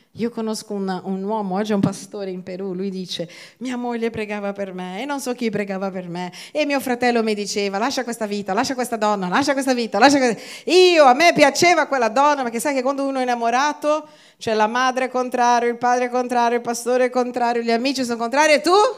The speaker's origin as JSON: {"language": "Italian", "country": "Brazil", "moved": "yes", "lives_now": "Italy", "said": "io vengo dal Brasile"}